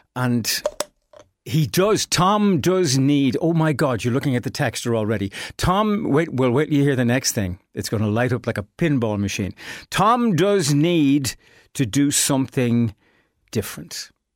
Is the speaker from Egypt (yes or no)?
no; Ireland; as Irish people